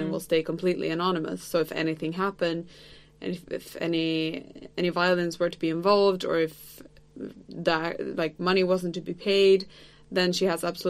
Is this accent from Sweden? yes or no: yes; Sweden; I'm from Sweden.